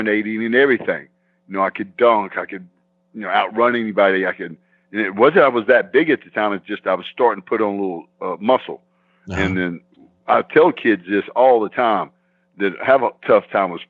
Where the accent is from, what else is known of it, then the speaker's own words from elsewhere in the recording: Arkansas, United States; I was brought up here in Arkansas